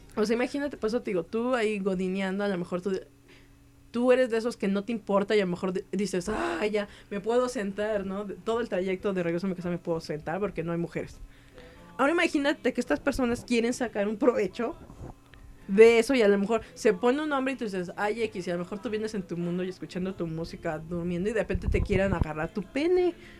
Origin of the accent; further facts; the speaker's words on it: Mexico; así somos los mexicanos